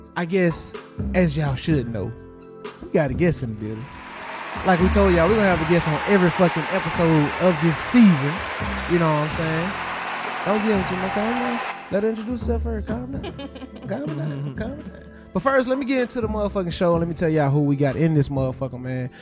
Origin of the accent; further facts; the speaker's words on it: Dallas, Texas, United States; we are from Dallas